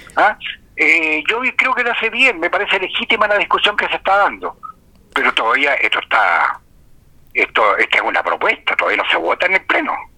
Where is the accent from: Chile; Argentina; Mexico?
Chile; como sociedad chilena